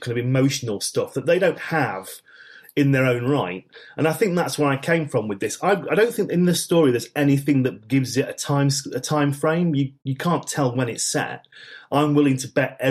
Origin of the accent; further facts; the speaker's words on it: Manchester, North West England, United Kingdom; grew up in Manchester in the 1970s